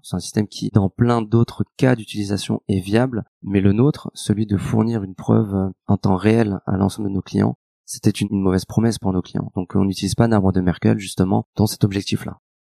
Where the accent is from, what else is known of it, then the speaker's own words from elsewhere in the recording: Lyon, Auvergne-Rhône-Alpes, France; je suis lyonnais euh, d'origine.